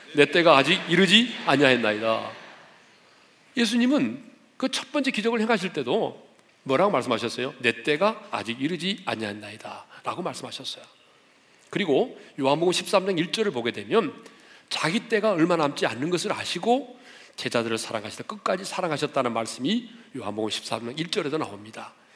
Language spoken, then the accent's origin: Korean; South Korea; 우리는 이제 한국 사람이니까